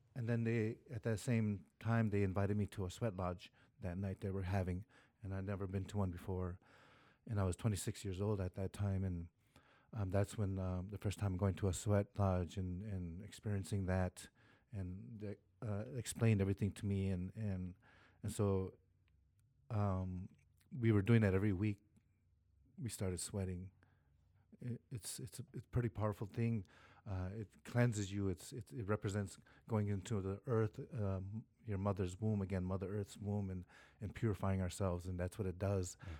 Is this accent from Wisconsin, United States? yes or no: yes; Oneida Nation, Wisconsin, United States; I'm from Oneida Nation, Wisconsin